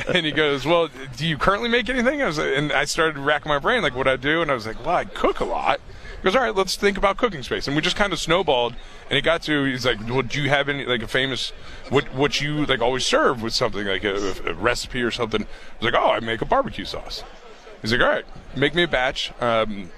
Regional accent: Dayton, Ohio, United States; I grew up in Dayton, Ohio.

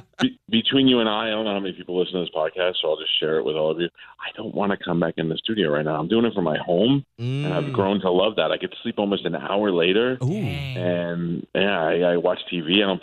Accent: New York, United States; when I grew up in New York, there was Scott Shannon.

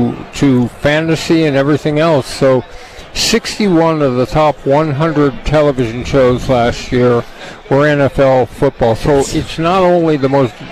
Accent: Southern California, United States; I'm from Southern California. We don't really grow up, you know, going outside our homes on a pond skating

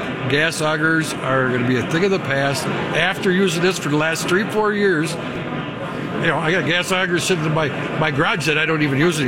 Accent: Brooklyn Center, Minnesota, United States; also born or lived in Mille Lacs; back when we're both from Brooklyn Center

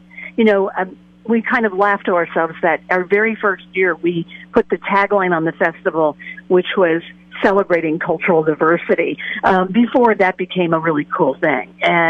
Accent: East Coast, United States; moved away; I grew up on the East Coast, and I grew up in a very Jewish community, believe it or not. But they were Ashkenazi Jews. They were European Jews. And so maybe second, third generation.

